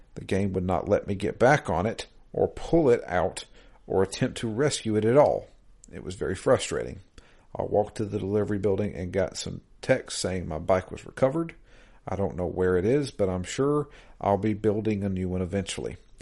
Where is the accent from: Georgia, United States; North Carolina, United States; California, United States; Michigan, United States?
Georgia, United States; I'm I'm from Georgia